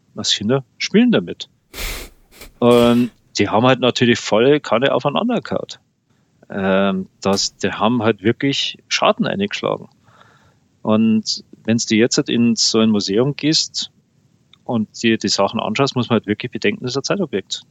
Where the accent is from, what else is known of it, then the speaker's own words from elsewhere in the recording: Landshut, Bavaria, Germany; meiner Heimatstadt von Landshut